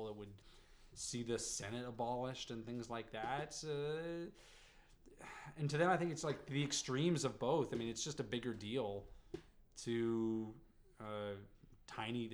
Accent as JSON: {"language": "English", "region": "Ontario", "country": "Canada", "tie": "born or raised there", "said": "I grew up in Ontario"}